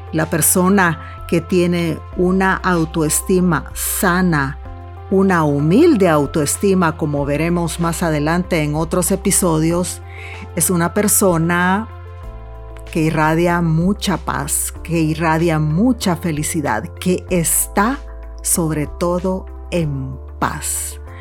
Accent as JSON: {"language": "Spanish", "country": "El Salvador", "moved": "yes", "said": "en mi país, El Salvador"}